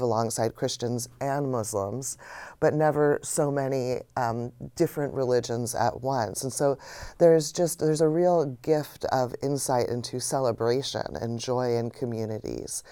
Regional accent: United States; being an American

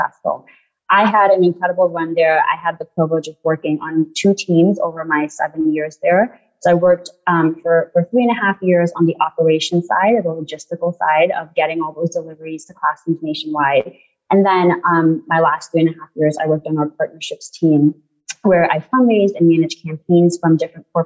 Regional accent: New York City, New York, United States; moved away as an adult; also born or lived in Guyana; now in Charlottesville, United States; My family and I moved to the United States when I was 3 years old, and we moved to Queens, New York, which is where I lived for the last 25 years.

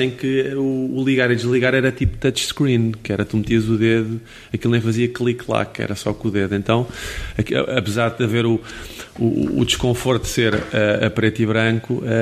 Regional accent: Caldas da Rainha, Leiria District, Portugal; also born or lived in Tomar; há uma coisa muito importante do sítio onde eu nasci, que é o Museu Malhoa. Hum mas Museu José melhor nas Calas da Rainha

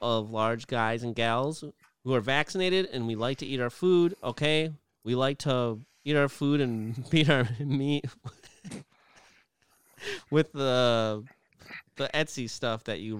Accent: Canada; Wait, I'm Canadian.

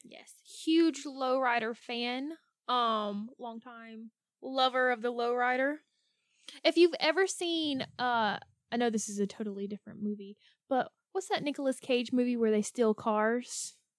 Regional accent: the South, United States; Growing up in the South

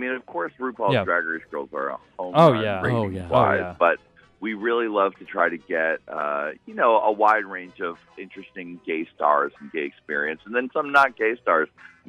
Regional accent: Chicago, Illinois, United States; I'm from Chicago.

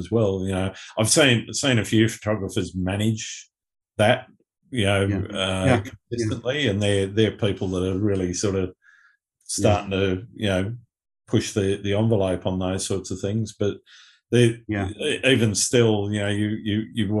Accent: Sydney, New South Wales, Australia; my hometown here in Sydney

